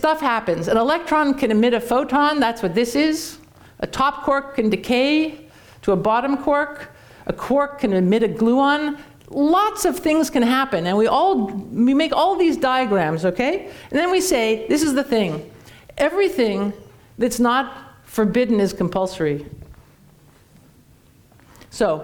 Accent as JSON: {"language": "English", "country": "Canada", "moved": "yes", "lives_now": "United States", "said": "I'm Canadian"}